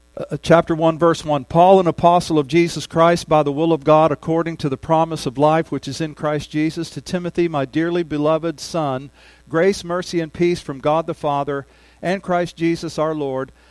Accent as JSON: {"language": "English", "region": "Ohio", "country": "United States", "tie": "born or raised there", "moved": "as an adult", "lives_now": "Oklahoma, United States", "said": "back in my home state"}